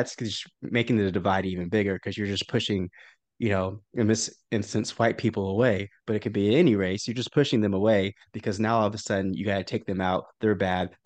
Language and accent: English; Oklahoma, United States; growing up in Oklahoma